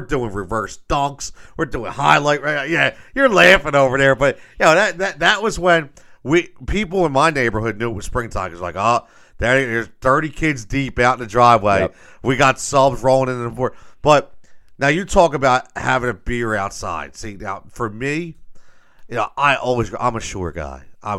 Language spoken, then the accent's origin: English; Philadelphia, Pennsylvania, United States; But I grew up in Northeast Philadelphia, okay?